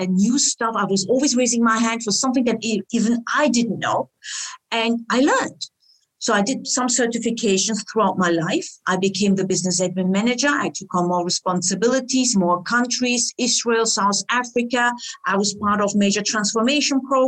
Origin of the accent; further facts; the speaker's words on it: Germany; also born or lived in Istanbul, Turkey; now in Switzerland; after I grew up in Germany, my family decided to go back to Istanbul and I started my career there